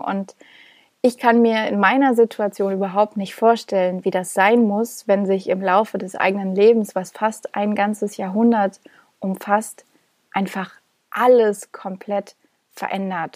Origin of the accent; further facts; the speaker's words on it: Thuringia, Germany; moved away; nach Thüringen gefahren bin, da wo ich herkomme und da wo meine Familie lebt